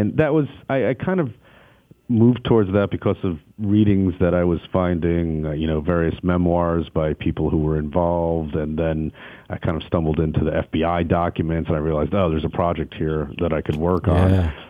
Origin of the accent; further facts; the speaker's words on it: New York City, New York, United States; moved away; I'm originally from New York City